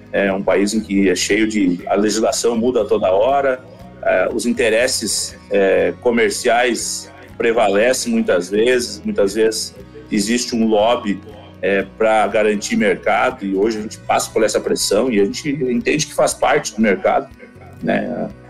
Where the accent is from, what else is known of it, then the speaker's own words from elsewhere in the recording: the South, Rio Grande do Sul, Brazil; also born or lived in Palmeira das Missões / Panambi; a gente veio lá do Sul